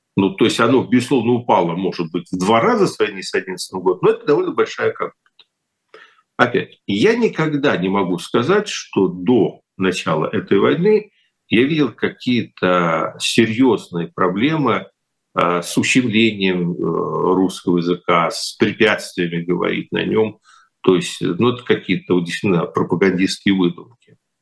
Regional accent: Kyiv, Ukraine; moved away; я киевлянин

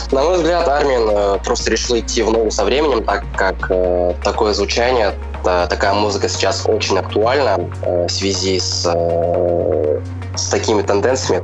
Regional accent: about 200 km from Yekaterinburg, Tatar village in the Urals, Russia; also born or lived in Kazan, Russia; now in Yekaterinburg, Russia; Я сам коренной уралец, э, родом с татарской деревни Азюбова

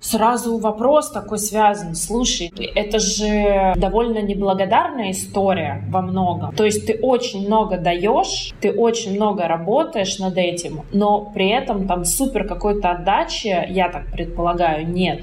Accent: Nizhny Novgorod, Nizhny Novgorod Oblast, Russia; Я сама из Нижнего Новгорода

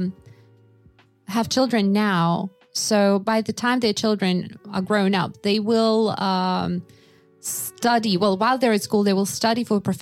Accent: Yakutia, Sakha Republic, Russia; when I was growing up in Yakutia, in my sixth grade

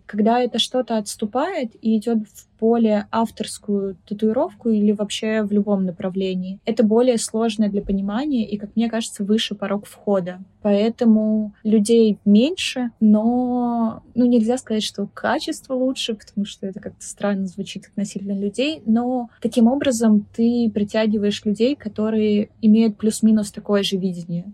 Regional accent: Republic of Karelia, Russia; moved away as an adult; also born or lived in Petrozavodsk; now in Saint Petersburg, Russia; я из Карелии, и мне кажется, что этот факт очень сильно сформировал меня как личность, потому что я всю жизнь была окружена природой

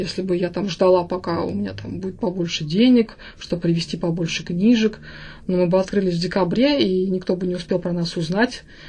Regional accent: Samara, Samara Oblast, Russia; я изначально из Самары, я самарская девочка, у меня все из Самары

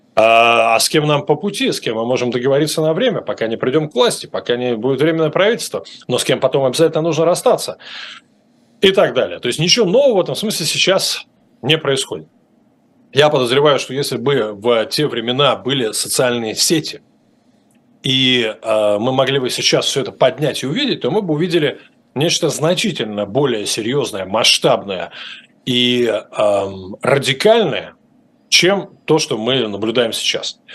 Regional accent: Russia; now in United States; Я сказал, что из России

